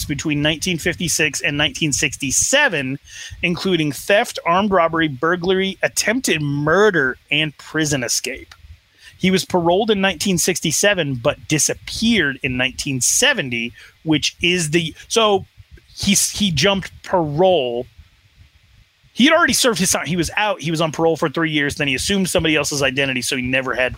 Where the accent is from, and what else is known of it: Wyoming, United States; born or raised there